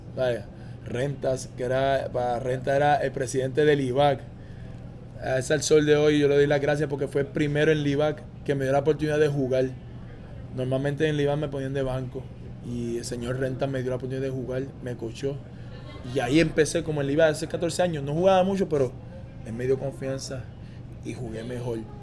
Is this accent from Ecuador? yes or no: no; Caguas, Puerto Rico; also born or lived in Mayagüez / Aguada / Ponce; yo nací en Mayagüez, me crié en Aguada un par de años, entonces me mudé para Cagua